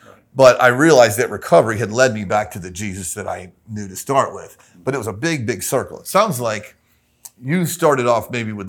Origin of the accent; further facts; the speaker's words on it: Tampa, Florida, United States; Super Baptist, Tampa, Florida. A cult-like, charismatic Baptist church.